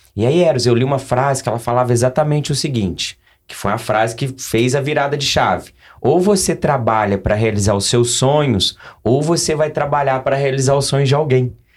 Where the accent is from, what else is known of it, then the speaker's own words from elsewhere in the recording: Coqueiral, Minas Gerais, Brazil; also born or lived in Lavras; sou mineiro, sou de Coqueiral, Minas Gerais